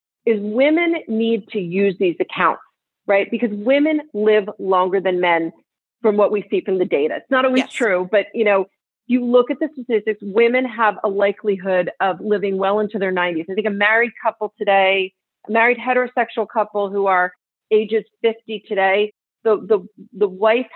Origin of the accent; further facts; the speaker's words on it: New Jersey, United States; now in California, United States; I'm from New Jersey and I live in California